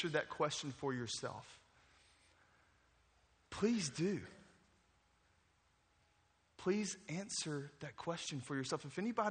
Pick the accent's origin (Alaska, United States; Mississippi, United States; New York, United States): Mississippi, United States; Jackson; moved away as an adult; now in New Orleans, United States; I grew up in Jackson, Mississippi.